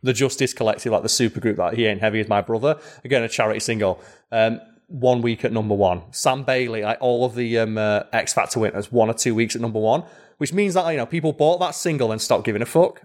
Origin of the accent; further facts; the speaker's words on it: United Kingdom; I'm a British man with hair.